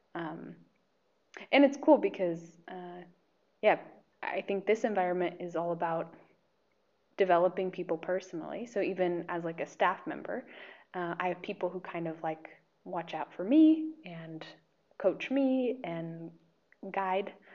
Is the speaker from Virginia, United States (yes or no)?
no; Medford, Oregon, United States; moved away as an adult; now in Slovakia; I'm from uh, Oregon. Medford, Oregon is my hometown